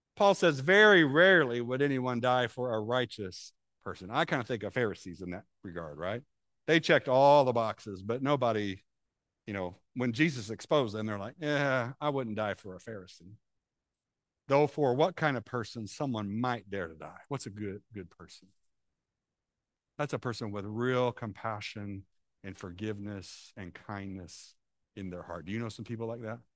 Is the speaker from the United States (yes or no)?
yes; Illinois, United States; moved away; when we were in Illinois, I grew up in Camp City.